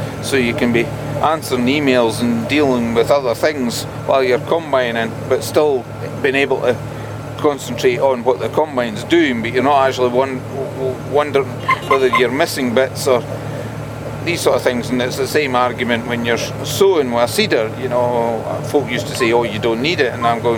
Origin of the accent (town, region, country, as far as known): Scotland, United Kingdom